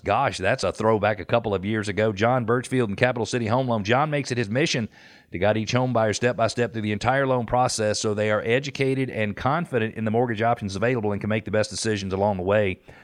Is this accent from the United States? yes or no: yes; Atlanta, Georgia, United States; also born or lived in Johns Creek; I'm from Atlanta